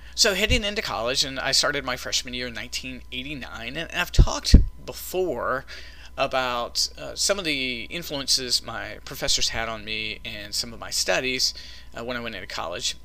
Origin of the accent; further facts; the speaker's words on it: Smithfield, North Carolina, United States; growing up in Smithfield, North Carolina, Johnston County